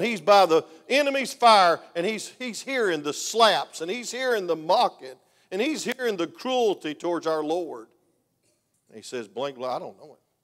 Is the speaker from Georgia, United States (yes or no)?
yes; Georgia, United States; I'm from Georgia